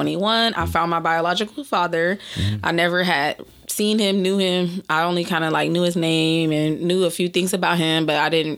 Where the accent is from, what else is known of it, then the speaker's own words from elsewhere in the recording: Los Angeles, California, United States; my family's actually from the Valley. So the Pacoima area, San Fernando Valley area